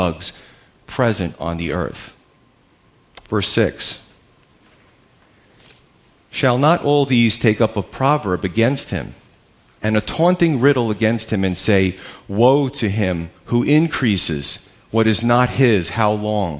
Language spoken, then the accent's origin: English; United States; We're Americans